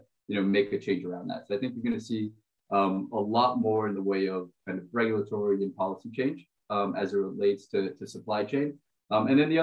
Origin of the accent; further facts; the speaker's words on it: Brazil; moved away; I'm originally from Brazil.